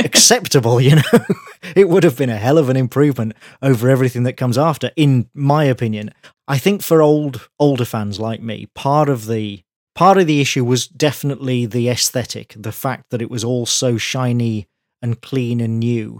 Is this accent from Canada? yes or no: no; United Kingdom; I'm British, I grew up here